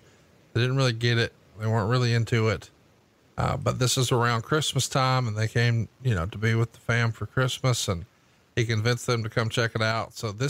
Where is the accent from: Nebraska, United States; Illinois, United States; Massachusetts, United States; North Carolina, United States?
North Carolina, United States; Charlotte; The title change was supposed to take place at the 10th anniversary of Starrcade, and the show was in my hometown of Charlotte.